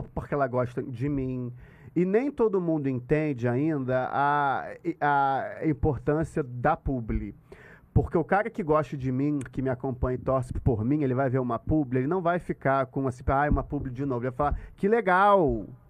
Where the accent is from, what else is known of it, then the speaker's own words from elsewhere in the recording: Rio de Janeiro, Brazil; eu sou da Tijuca